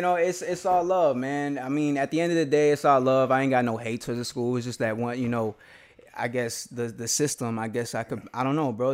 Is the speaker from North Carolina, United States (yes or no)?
no; Aurora, Colorado, United States; I grew up on the West Side and then I moved to the East Side.